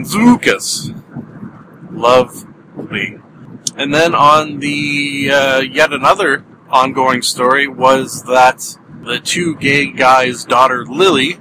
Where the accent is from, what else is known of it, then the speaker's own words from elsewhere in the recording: Canada; I am Canadian